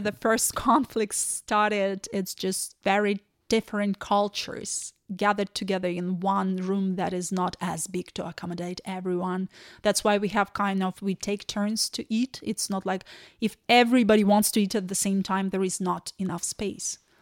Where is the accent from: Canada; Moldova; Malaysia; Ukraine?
Ukraine; English is a second language; moved away as an adult; also born or lived in Kyiv; now in Ireland; we're from Ukraine.